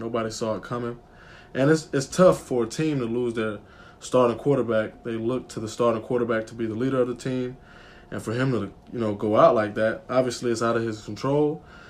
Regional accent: Atlanta, Georgia, United States; moved away as an adult; now in Washington, D.C., United States; I'm a sports management major, sociology minor, from Atlanta, Georgia.

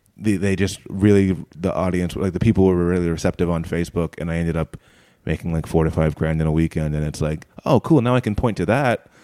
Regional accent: United States; moved away as an adult; I'm from America

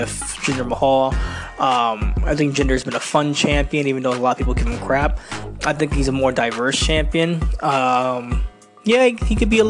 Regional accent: New York City, New York, United States; Brooklyn, New York, my home state. Not my home city. I'm just a little borough right next to it from the Bronx, New York.

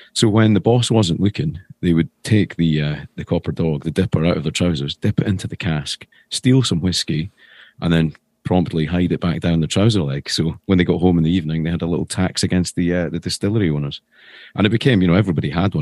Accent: Edinburgh, Scotland, United Kingdom; moved away as an adult; also born or lived in London; I come from Edinburgh originally.

